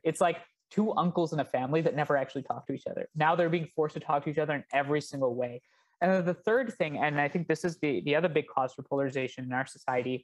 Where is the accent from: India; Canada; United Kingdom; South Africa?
India; now in United States; I come from India.